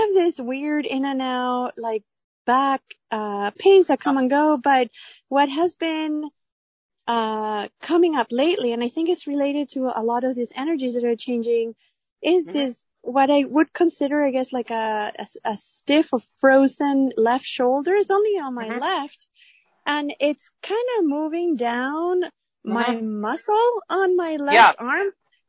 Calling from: San Jose, California, United States; I'm calling from San Jose, California.

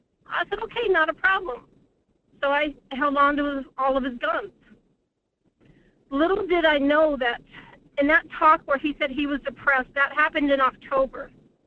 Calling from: Anchor Point, Alaska, United States; from Anchor Point.

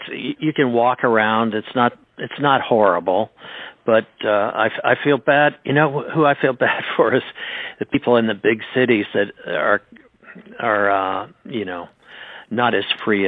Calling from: Connecticut, United States; we're fortunate enough to live in a beautiful spot. Where I'm calling you from Connecticut.

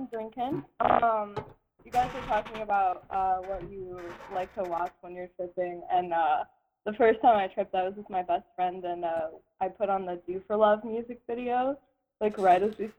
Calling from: Allendale, Michigan, United States; I'm calling you from Allendale, Michigan.

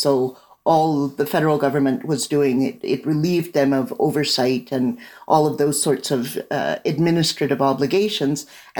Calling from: Maple Creek, Saskatchewan, Canada; I'm joining you from Maple Creek, Saskatchewan, tiny little town in the southwest near the sacred Cypress Hills.

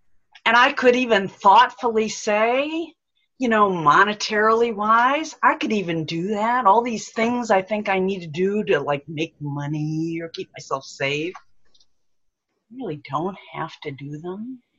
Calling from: Bel Air, Maryland, United States; I'm greeting you from Bel Air, Maryland.

